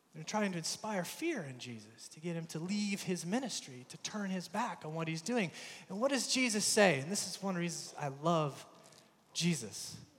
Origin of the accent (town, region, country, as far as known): United States; accent: American; moved away; also born or lived in Belfast